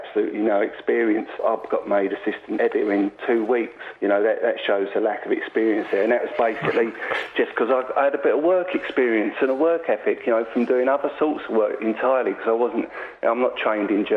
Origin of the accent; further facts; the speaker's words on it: London, United Kingdom; I was born and raised in Acton, West London